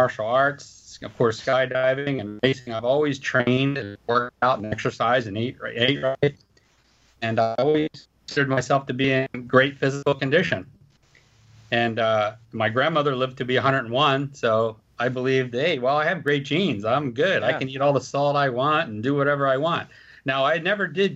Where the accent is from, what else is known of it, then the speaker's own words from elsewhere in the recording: United States; I was from Philadelphia, New Jersey